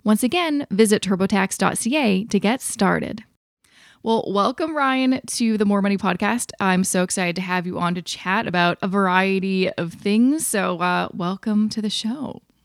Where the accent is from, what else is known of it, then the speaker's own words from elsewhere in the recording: Canada; as a Canadian